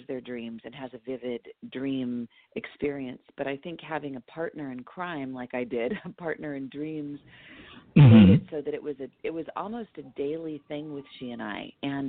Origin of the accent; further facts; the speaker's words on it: Los Angeles, California, United States; also born or lived in Whittier, California; I was born in Los Angeles, East Los Angeles